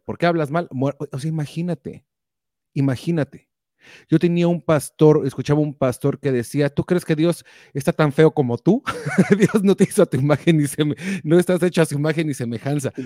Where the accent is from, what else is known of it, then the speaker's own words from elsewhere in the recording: Mexico; now in United States; Nosotros todos crecimos en México